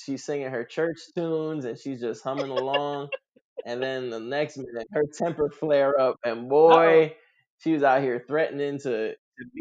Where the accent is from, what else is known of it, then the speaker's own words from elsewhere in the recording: New York City, New York, United States; I grew up in Queens, New York